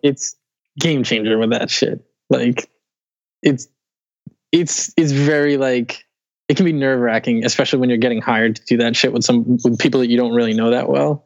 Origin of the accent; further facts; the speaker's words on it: Weymouth, Massachusetts, United States; moved away as an adult; also born or lived in Dorchester, Boston; I grew up in Weymouth, which is South Shore. It's like okay. 10 15 minutes from Boston